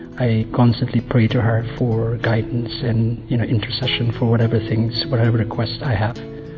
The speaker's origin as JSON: {"language": "English", "country": "Philippines", "said": "I come from the Philippines. I'm 38 years old."}